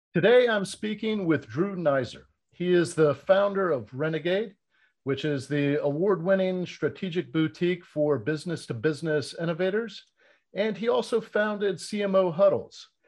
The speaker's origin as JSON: {"language": "English", "region": "Florida", "country": "United States", "tie": "born or raised there", "said": "I was born and raised in Florida"}